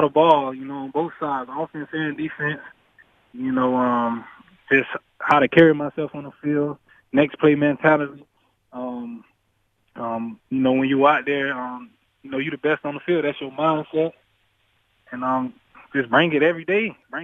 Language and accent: English; Florida, United States; moved away as an adult; now in Buffalo, United States; I'm from Florida, but I'm not from a big town. My town is just a lot of hardworking people.